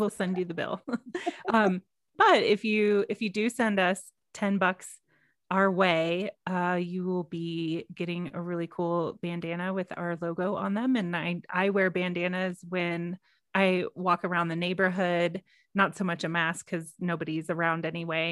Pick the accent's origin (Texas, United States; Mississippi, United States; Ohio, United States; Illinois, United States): Texas, United States; I am from Texas